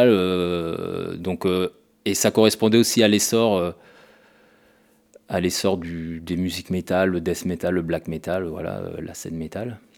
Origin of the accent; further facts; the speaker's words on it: Le Mans, Pays de la Loire, France; je rentrais chez moi au Mans